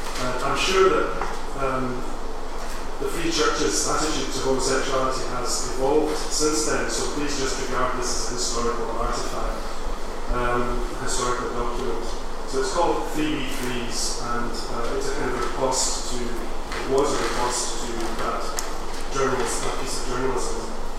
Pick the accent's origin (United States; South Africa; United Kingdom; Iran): United Kingdom; Glasgow, Scotland; what it's been like to be gay and Scottish and growing up in Glasgow in the 70s and 80s and 90s.